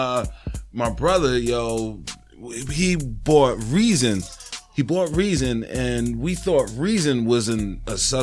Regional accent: New York City, New York, United States; also born or lived in Poughkeepsie, New York; now in Massachusetts, United States; I'm originally from Harlem. I was born in Harlem. I lived in Harlem until I was about 15.

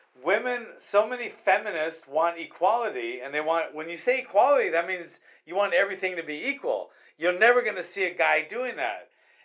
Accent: United States; And then I feel proud of being American, proud of serving the military.

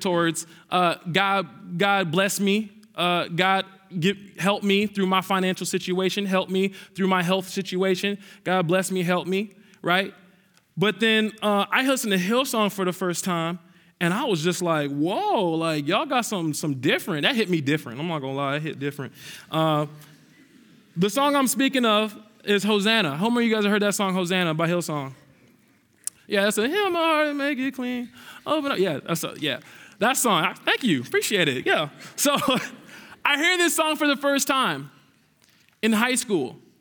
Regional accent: Minneapolis, Minnesota, United States; I am actually from Southside Minneapolis

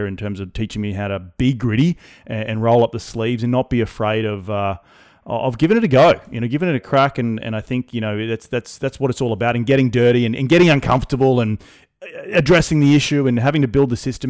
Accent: Australia; moved away; I'm from Australia. I like to go back to Australia 2 or 3 times a year.

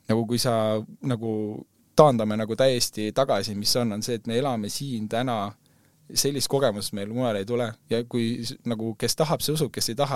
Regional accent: Estonia; nagu me mõtleme küll, et me oleme eestlased

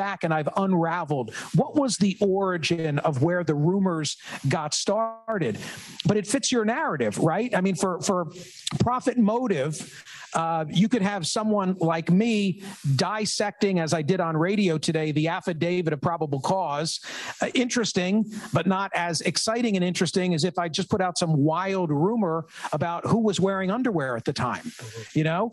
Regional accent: Philadelphia suburbs, Pennsylvania, United States; I grew up in the Philadelphia suburbs

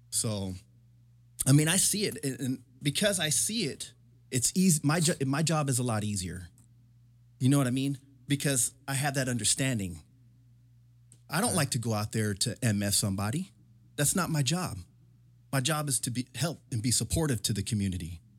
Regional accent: Murphy Canyon, California, United States; I can't necessarily say that I grew up in the hood because I didn't. Right. I grew up in Murphy Canyon, military. That's that's military hood.

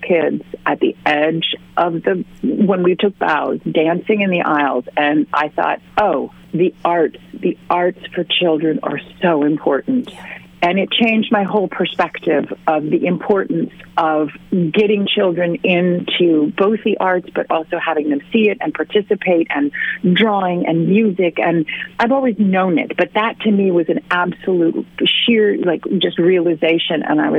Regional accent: California, United States; also born or lived in Sweden; I grew up in a sort of split between California and in Sweden. I am a dual citizen and speak both languages. I speak California and I speak Swedish.

